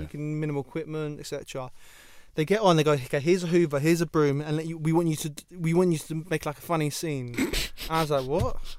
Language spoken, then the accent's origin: English; London, United Kingdom; I grew up in Ealing where Ealing was half posh